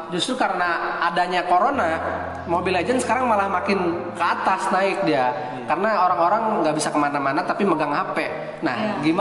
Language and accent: Indonesian; Pandeglang, Banten, Indonesia; sedangkan gue dari Pandeglang sini jauh kan